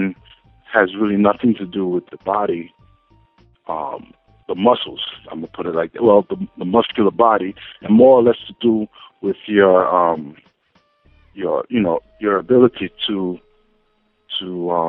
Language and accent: English; New York City, New York, United States; From the Bronx, New York.